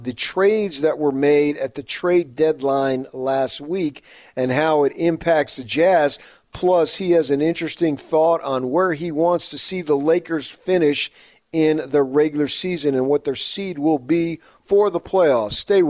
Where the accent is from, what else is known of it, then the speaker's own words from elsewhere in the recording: Phoenix, Arizona, United States; I grew up in Phoenix.